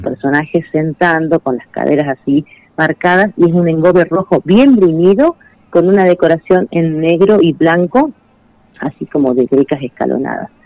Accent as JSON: {"language": "Spanish", "town": "Comodoro Rivadavia", "region": "Chubut", "country": "Argentina", "tie": "born or raised there", "also_born_or_lived": "Mendoza", "moved": "as an adult", "lives_now": "Catamarca, Argentina", "said": "me crié en Comodoro Rivadavia, soy sureña, soy nací en Chubut"}